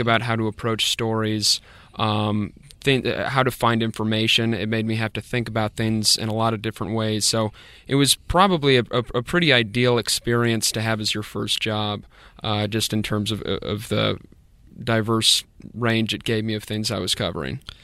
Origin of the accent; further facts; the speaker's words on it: Fairfax, Virginia, United States; moved away as an adult; also born or lived in Columbia, South Carolina / Greenwood, South Carolina; now in Spartanburg, United States; I'm originally from Fairfax, Virginia, which is just outside of D C